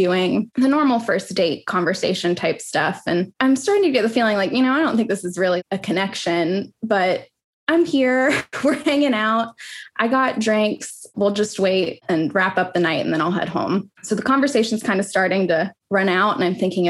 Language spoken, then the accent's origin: English; West Virginia, United States; moved away as an adult; also born or lived in Midwestern college town; now in Austin, United States; I'm originally from West Virginia, but I actually just a couple months ago moved to Austin, Texas